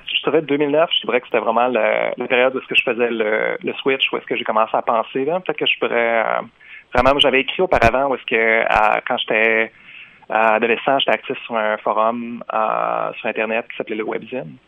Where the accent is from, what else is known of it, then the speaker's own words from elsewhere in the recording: Jonquière, Quebec, Canada; first language French; moved away as an adult; now in Montreal, Canada; j'ai étudié comme dans ma ville natale, qui est Jonquière